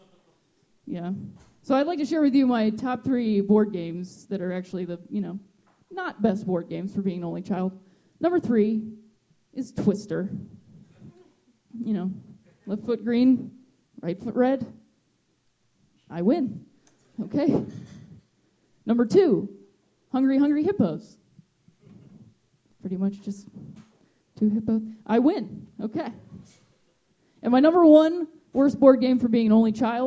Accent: Akron, Ohio, United States; moved away as an adult; I'm from Ohio. From Akron, Ohio

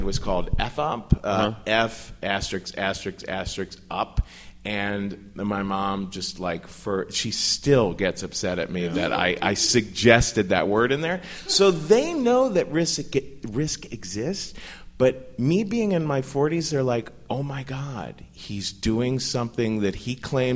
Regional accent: Cincinnati, Ohio, United States; moved away; I come from Cincinnati, Ohio, where everyone is just super, super white and Republican

